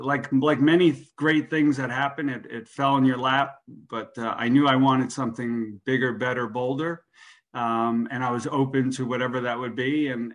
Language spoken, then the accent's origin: English; New Jersey, United States; now in Boca Raton, United States; I went to FAU here in Boca Raton. I came down from Jersey.